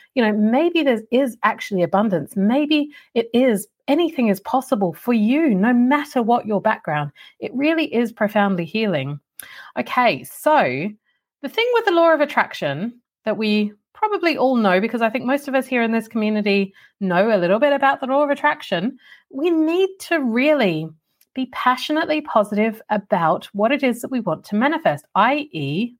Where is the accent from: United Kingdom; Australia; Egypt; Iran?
Australia; when I grew up in Australia